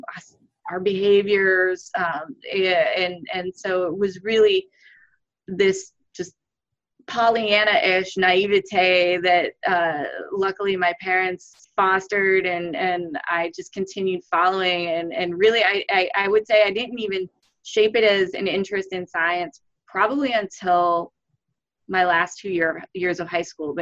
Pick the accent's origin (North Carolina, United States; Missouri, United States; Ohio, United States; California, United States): Ohio, United States; Cleveland; moved away; I grew up in Cleveland. I would say growing up in Ohio